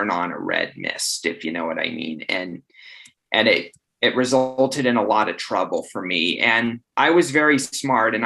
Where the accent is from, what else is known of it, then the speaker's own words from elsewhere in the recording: Estes Park, Colorado, United States; moved away as an adult; now in Phoenix, United States; as a kid of growing up in Estes